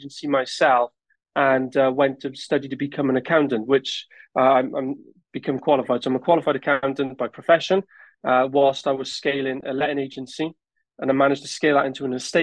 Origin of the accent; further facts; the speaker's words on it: Newport, Wales, United Kingdom; I'm originally from Newport in South Wales. And growing up, I was fortunate that my parents were landlords